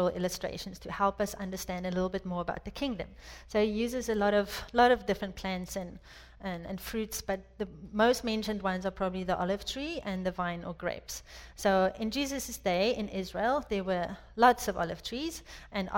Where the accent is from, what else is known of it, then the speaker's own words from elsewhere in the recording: South Africa; moved away as an adult; also born or lived in France; now in United States; I was born and raised in South Africa